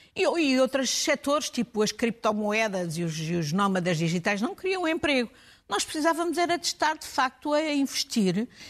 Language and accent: Portuguese; Portugal; eu como portuguesa